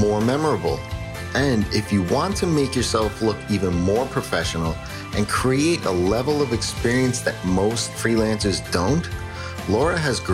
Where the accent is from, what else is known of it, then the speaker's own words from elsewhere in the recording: New York, United States; accent: New York; I got my New York accent.